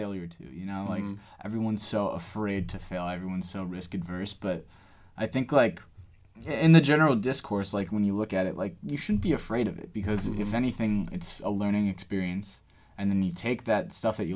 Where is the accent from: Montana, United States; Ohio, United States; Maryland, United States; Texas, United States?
Ohio, United States; Cleveland; we're from Cleveland